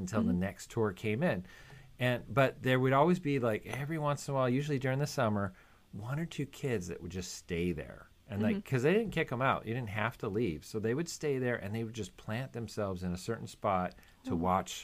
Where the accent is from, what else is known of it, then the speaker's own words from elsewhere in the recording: California, United States; moved away; also born or lived in Florida; I came from California, but then, of course, lived in Florida for many years.